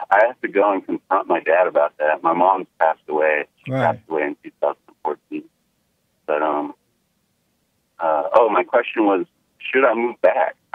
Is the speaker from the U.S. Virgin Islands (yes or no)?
yes; U.S. Virgin Islands; Oh, you'll love this part. I'm from the Virgin Islands, and it's all black cops, all black judge, all black everything.